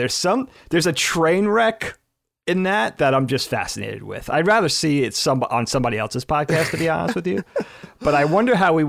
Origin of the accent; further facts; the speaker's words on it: Northeast, United States; growing up in the Northeast, the woods were a big part of our surroundings. We grew up in the suburbs